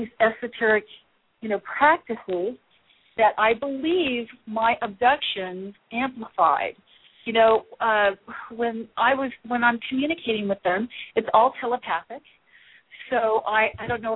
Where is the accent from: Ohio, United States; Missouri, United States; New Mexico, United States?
Missouri, United States; Kansas City; also born or lived in Midwest; now in California, United States; I'm from Kansas City